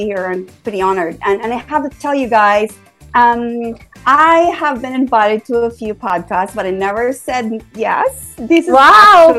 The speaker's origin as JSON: {"language": "English", "town": "Bacolod", "region": "Western Visayas", "country": "Philippines", "also_born_or_lived": "Manila, Philippines / Colombo, Sri Lanka", "moved": "as an adult", "lives_now": "San Francisco, United States", "said": "I'm actually Filipino. And I graduated from University of St. La Salle in Bacolod, Simon Ilonga"}